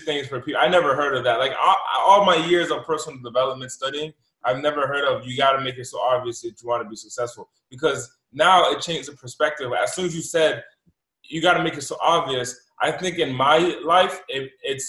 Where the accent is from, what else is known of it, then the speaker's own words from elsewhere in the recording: United States; my parents came from Haiti, but, you know, the stories I've heard is limited, and I was born in the United States